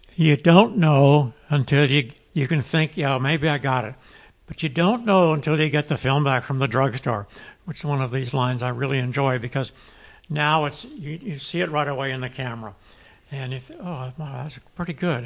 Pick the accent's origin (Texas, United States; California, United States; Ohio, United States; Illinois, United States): California, United States; Santa Barbara; also born or lived in Europe; I'm a Santa Barbara kid. I grew up here